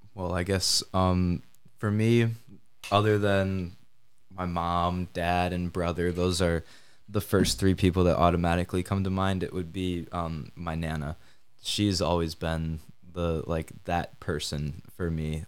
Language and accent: English; Kalamazoo, Michigan, United States; also born or lived in Grand Rapids, Michigan; I'm from Kalamazoo, Michigan